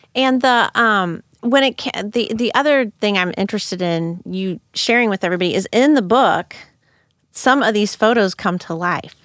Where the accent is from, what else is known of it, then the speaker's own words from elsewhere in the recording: Hillsboro, United States; I'm from Hillsboro